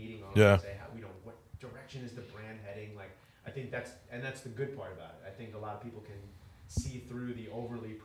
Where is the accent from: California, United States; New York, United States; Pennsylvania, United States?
New York, United States; Long Island; I grew up on Long Island.